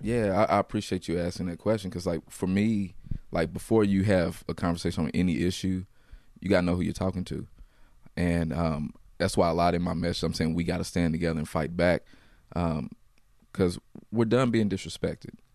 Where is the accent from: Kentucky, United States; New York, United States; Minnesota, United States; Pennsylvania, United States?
Kentucky, United States; Louisville; I grew up in Louisville, so I, I grew up in the west